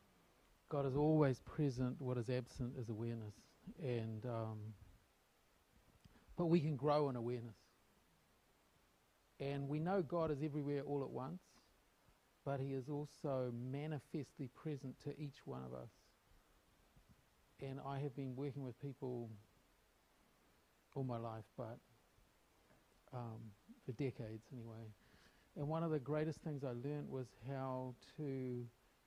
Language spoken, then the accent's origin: English; New Zealand; I was born in New Zealand, and I grew up in New Zealand